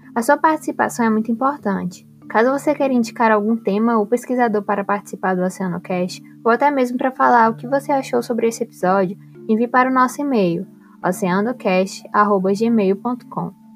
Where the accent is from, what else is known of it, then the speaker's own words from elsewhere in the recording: Piauí, Brazil; moved away as an adult; now in Recife, Brazil; Eu sou nascida no Piauí, sim, o estado com o menor litoral do Brasil, e vim morar em Recife para fazer a graduação